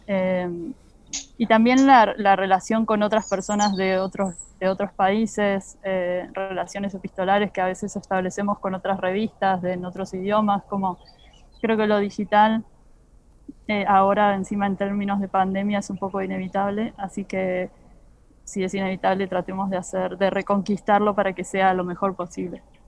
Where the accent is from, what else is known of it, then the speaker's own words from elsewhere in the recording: Argentina; como argentinos